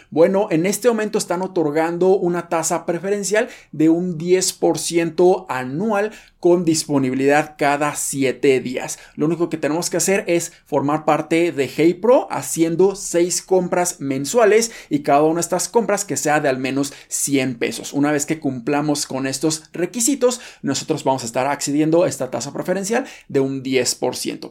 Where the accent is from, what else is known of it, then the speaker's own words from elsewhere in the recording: Mexico; nosotros como mexicanos